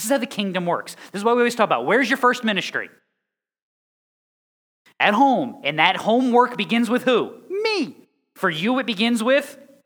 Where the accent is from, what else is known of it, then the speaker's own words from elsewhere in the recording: Connecticut, United States; moved away; I'm from Connecticut.